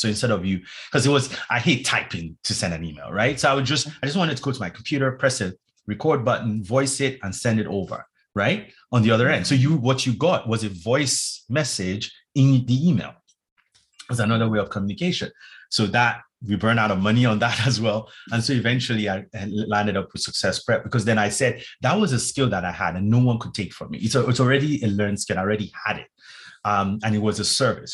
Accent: Nigeria; moved away; also born or lived in London; I'm originally from Nigeria, West Africa

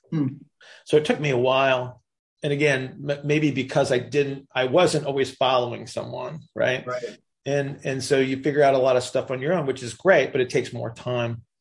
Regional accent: Indiana, United States; yeah. and raised.

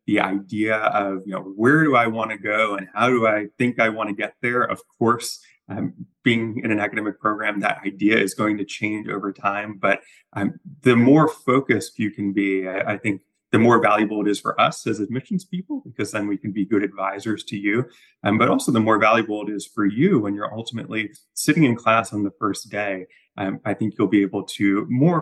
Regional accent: Long Island, New York, United States; moved away as an adult; also born or lived in Maryland / Washington, D.C. area / Virginia; now in South Carolina, United States; Originally from Long Island

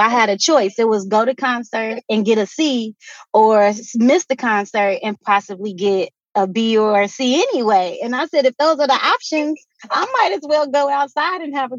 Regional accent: Midwest, United States; since I grew up in the Midwest, it would get cold, the ponds would freeze.

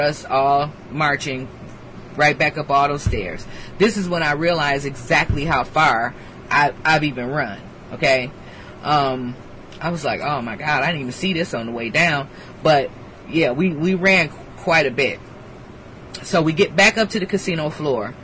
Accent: Detroit, Michigan, United States; moved away; also born or lived in Camp Pendleton; I'm from Detroit

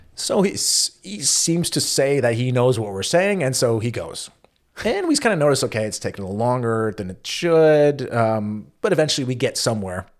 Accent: United States; as an American

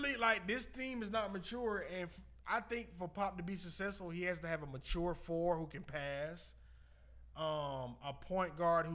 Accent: San Antonio, Texas, United States; They don't think I'm from San Antonio, boy.

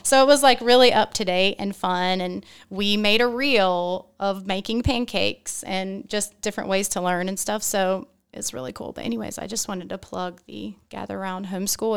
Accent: Wilmington, United States; I'm from Wilmington

